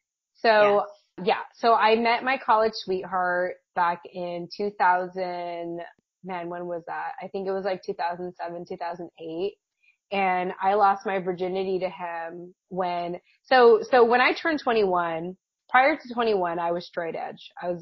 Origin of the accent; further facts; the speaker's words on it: United States; I grew up Catholic, as many Filipino, you know, kids tend to, Filipino American children are, or tend to be raised up as. My parents were immigrants from the Philippines, and yeah, they were Catholic.